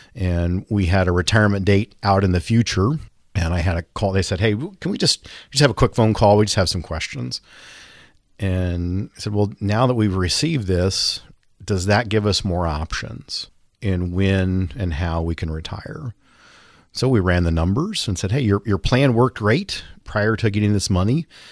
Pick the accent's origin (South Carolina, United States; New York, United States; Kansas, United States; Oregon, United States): Kansas, United States; Linden; I grew up in Linden, Kansas, population twelve hundred.